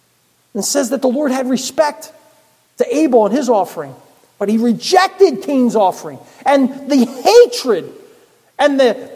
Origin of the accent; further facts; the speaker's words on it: Philadelphia, Pennsylvania, United States; born there; I was born in Philadelphia. Never lived in Philadelphia.